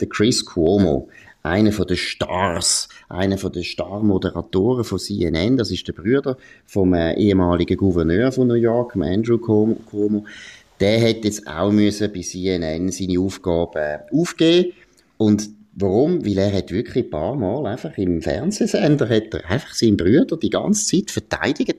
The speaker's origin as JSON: {"language": "German", "country": "Switzerland", "said": "wir als Schweizer"}